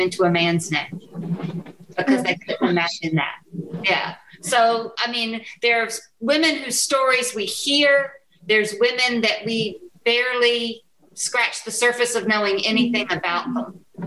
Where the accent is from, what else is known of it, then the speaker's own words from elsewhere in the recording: United States; as an American woman who is white